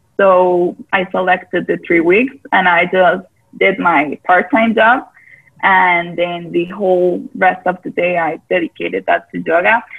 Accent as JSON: {"language": "English", "country": "Costa Rica", "tie": "born or raised there", "said": "I am born and raised in Costa Rica"}